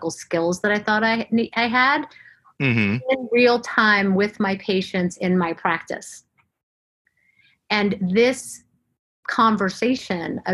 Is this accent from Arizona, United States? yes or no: no; Florida, United States; moved away as an adult; also born or lived in Atlanta, Georgia; I grew up in Florida, went to school in Florida